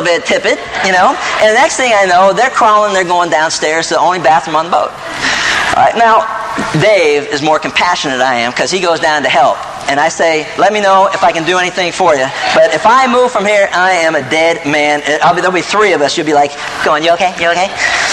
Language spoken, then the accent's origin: English; East Coast, United States; I grew up on the East Coast watching the American Sportsman.